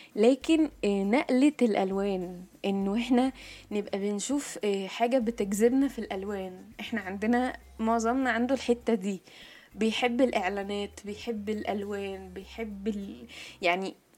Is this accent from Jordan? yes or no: no; Egypt; عندنا في مصر